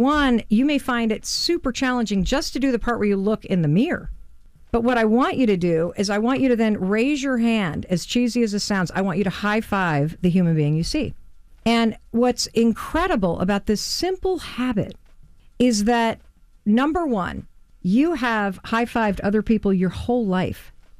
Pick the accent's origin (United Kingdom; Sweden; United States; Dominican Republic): United States; Muskegon, Michigan; I'm from Muskegon, Michigan.